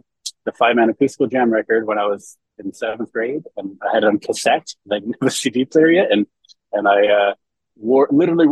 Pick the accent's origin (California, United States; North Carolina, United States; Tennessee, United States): California, United States; San Francisco Bay Area; I grew up in the Bay Area, the San Francisco Bay Area, and still live there to this day